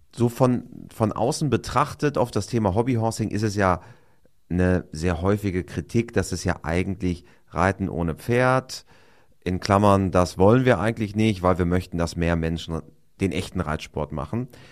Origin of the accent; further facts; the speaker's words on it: Osnabrück Land, Lower Saxony, Germany; wir kommen ja interessanterweise beide aus dem Ostenrücker Land